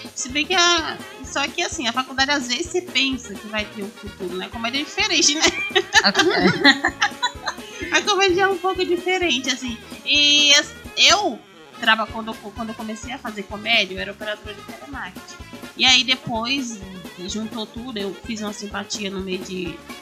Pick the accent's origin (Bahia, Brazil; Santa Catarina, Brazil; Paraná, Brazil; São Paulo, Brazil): Bahia, Brazil; now in Mauá, Brazil; eu fui criada na Bahia